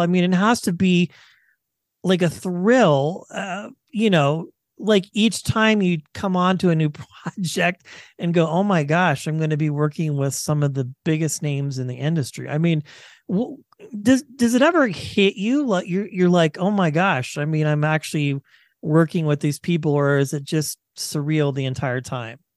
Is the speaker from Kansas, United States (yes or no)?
yes; Kansas, United States; I grew up in Kansas